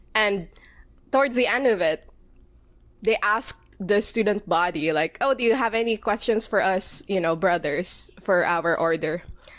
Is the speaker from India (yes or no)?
no; Philippines; I'm Filipino. I am queer and Catholic